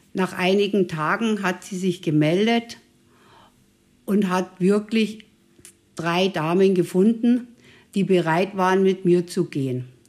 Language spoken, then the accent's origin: German; Bavaria, Germany; bin aus Bayern